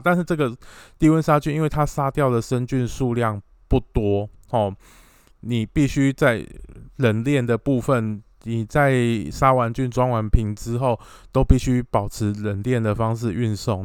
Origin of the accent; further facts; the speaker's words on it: Taiwan; 我们台湾这边的呃民众